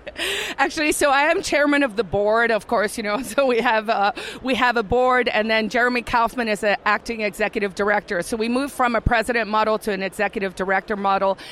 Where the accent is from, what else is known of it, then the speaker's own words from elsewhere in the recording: South Africa; moved away as an adult; also born or lived in California; now in New Hampshire, United States; I'm originally from South Africa